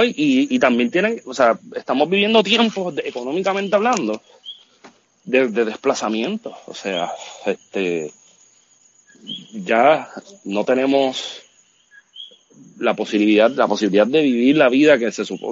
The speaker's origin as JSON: {"language": "Spanish", "country": "Puerto Rico", "tie": "born or raised there", "said": "no es fácil vivir en Puerto Rico"}